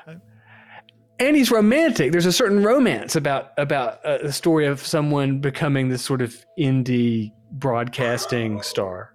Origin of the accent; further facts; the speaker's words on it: Georgia, United States; moved away; I grew up in Georgia